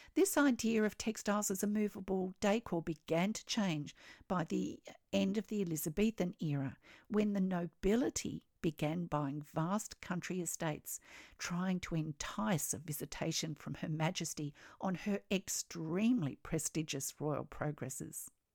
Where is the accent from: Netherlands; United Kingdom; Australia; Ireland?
Australia; I'm an Australian textile artist